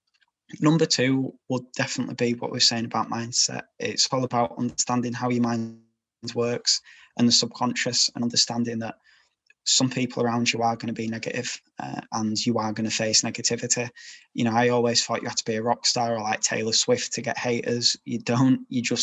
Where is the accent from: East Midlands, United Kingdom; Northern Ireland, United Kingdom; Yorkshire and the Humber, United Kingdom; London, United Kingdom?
Yorkshire and the Humber, United Kingdom